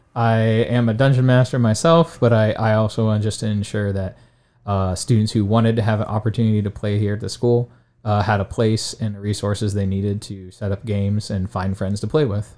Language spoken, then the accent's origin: English; Alliance, Ohio, United States; I grew up in Alliance, Ohio, which is in Stark County